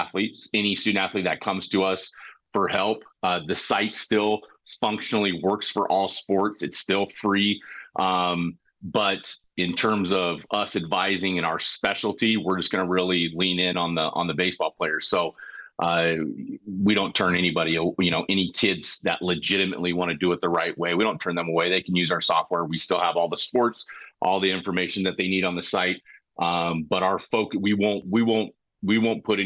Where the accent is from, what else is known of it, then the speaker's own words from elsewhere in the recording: Colorado, United States; moved away; where I grew up in Colorado